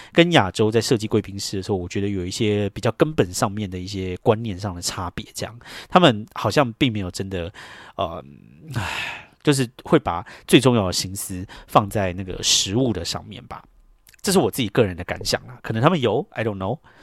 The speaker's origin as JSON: {"language": "Chinese", "country": "Taiwan", "tie": "born or raised there", "also_born_or_lived": "New York, United States", "moved": "yes", "lives_now": "United States", "said": "像我们这种在台湾长大的人"}